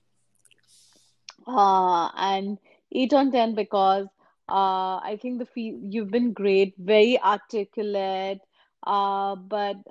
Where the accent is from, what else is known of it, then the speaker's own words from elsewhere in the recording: India; now in Toronto, Canada; we grew up in India where, like, we didn't really play sports.